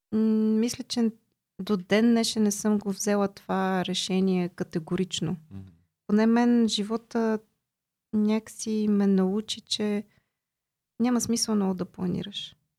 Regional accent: Bulgaria; also born or lived in Austria

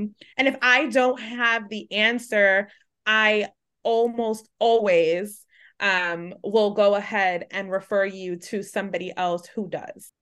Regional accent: New York City, New York, United States; a Latina growing up in New York City

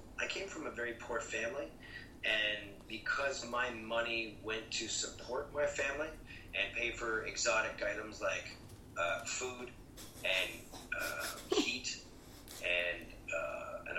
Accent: Toronto, Ontario, Canada; moved away; I came from Toronto, Canada

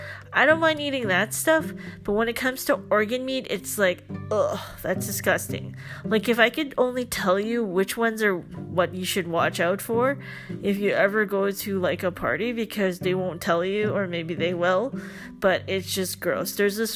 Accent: Philippines; nothing against Filipino culture, because I'm Filipino.

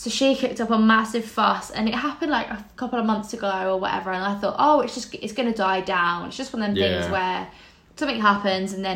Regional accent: England, United Kingdom; we're English people

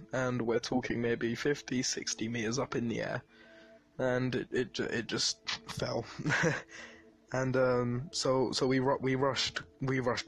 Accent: London, United Kingdom; I'm from East London, to be exact. I'm from Bow Road.

